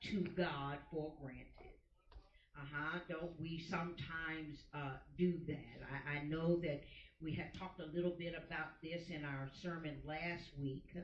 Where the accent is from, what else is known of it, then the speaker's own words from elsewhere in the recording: United States; we as the American people